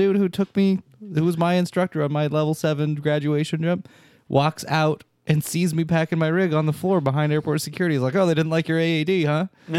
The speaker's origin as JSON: {"language": "English", "town": "Salt Lake City", "region": "Utah", "country": "United States", "tie": "born or raised there", "said": "I grew up in Salt Lake City, so Salt Lake City in the city, there are actually not that many Mormons."}